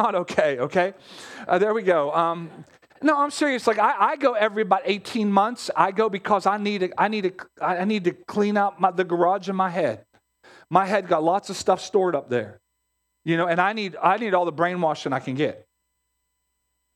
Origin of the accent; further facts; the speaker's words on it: Pittsburgh, Pennsylvania, United States; We grew up in Pittsburgh. Pittsburgh has its own set of mindset